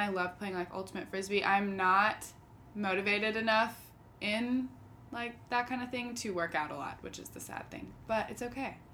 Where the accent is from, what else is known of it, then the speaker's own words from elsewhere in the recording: St. Simons Island, Georgia, United States; I grew up in St. Simon's Island, Georgia.